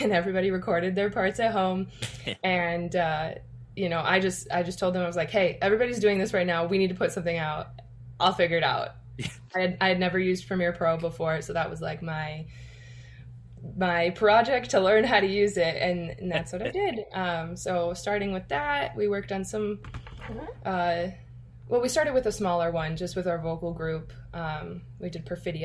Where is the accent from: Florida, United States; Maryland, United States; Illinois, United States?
Illinois, United States; Aurora; I'm from Aurora, Illinois